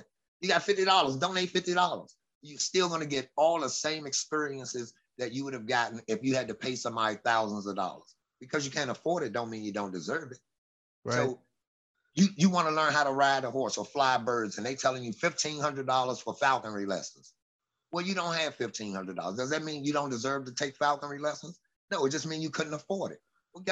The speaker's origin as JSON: {"language": "English", "town": "Washington", "region": "District of Columbia", "country": "United States", "said": "Southeast DC"}